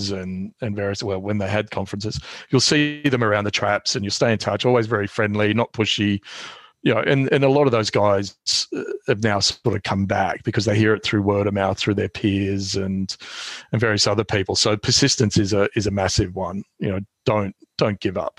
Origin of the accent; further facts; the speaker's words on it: Australia; moved away as an adult; now in London, United Kingdom; being an Australian here. I mean, there are plenty of, well, less now than there used to be, but, you know, there are plenty of us up here.